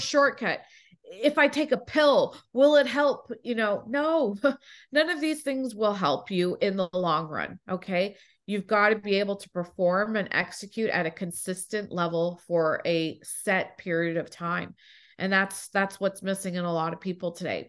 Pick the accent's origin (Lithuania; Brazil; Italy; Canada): Canada; Toronto, Ontario; now in United States; I was born in Toronto.